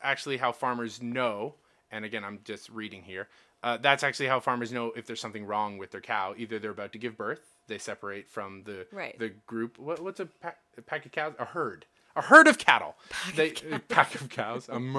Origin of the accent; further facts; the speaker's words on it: Canada; We're Canadian.